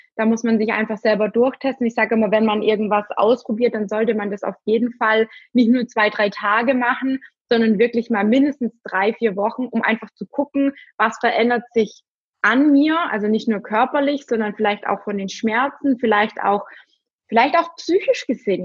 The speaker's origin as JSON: {"language": "German", "country": "Germany", "said": "bei uns in Deutschland"}